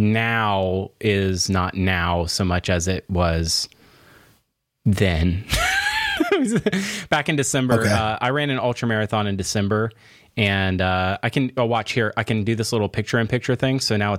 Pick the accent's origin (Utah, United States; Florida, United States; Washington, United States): Florida, United States; I'm from Florida, and everybody just drinks from a gigantic big gulp at all times.